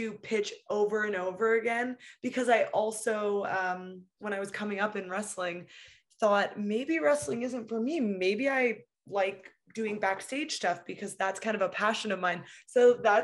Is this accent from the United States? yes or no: no; West Coast of Canada, Canada; I'm from the West Coast of Canada